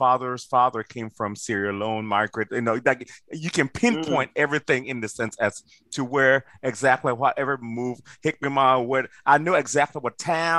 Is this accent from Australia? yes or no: no; Liberia; moved away; we both came together because we were Liberian.